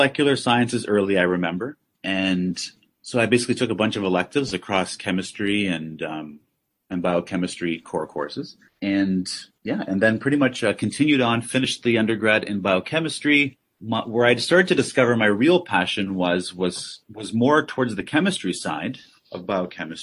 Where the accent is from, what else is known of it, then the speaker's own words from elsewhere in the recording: Hamilton, Ontario, Canada; I was born at McMaster. I grew up in Hamilton